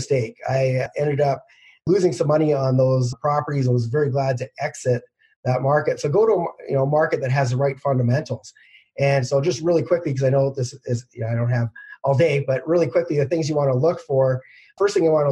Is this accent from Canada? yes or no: yes; Canada; as a Canadian investing in the U.S.